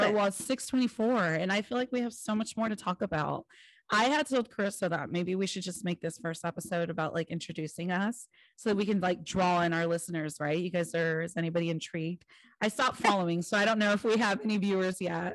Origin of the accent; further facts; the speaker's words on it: California, United States; I'm from California.